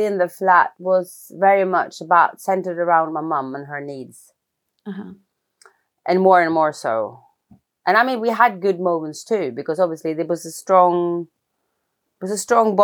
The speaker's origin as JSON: {"language": "English", "region": "Oslo", "country": "Norway", "tie": "born or raised there", "said": "So I grew up in Oslo, in Norway."}